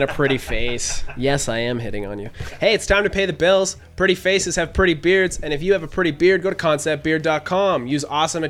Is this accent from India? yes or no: no; Canada; I'm from Canada.